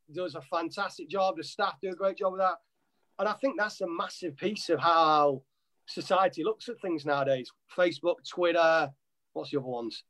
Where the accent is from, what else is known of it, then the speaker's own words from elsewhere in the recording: Nottingham, East Midlands, United Kingdom; moved away as an adult; now in United States; I'm originally from Nottingham, Nottinghamshire in England